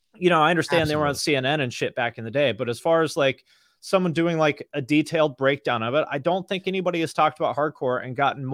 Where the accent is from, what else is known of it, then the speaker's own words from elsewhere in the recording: Washington, United States; I grew up like way outside Seattle, like 20 miles outside Seattle, which now is like a place people commute from, but there was nothing there when I grew up there.